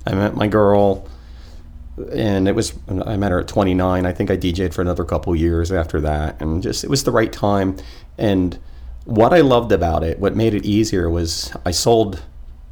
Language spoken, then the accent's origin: English; Florida, United States; I grew up in the Florida version of that town